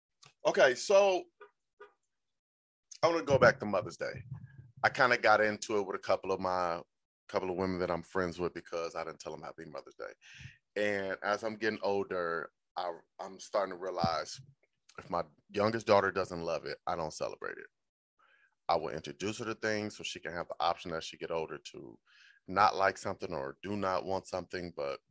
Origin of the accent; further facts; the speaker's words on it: Cleveland, Ohio, United States; I'm from Cleveland, Ohio.